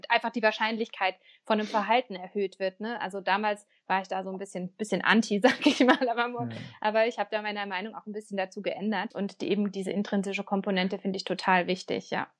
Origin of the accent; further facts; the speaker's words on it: Baden-Württemberg, Germany; Ich komme ja auch aus Bavü